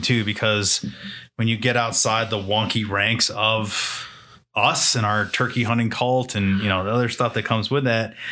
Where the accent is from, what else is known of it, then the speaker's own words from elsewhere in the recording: New Hampshire, United States; I grew up in New Hampshire